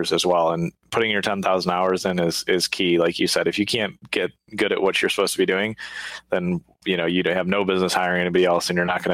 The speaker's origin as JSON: {"language": "English", "country": "United States", "tie": "born or raised there", "said": "I was born in the States, you know, and grew up here"}